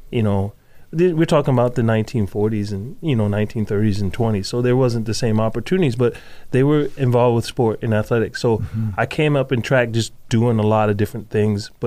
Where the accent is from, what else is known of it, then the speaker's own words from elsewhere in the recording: New Jersey, United States; moved away as an adult; also born or lived in Idaho; now in Nampa, United States; born and raised in New Jersey until the ripe age of 18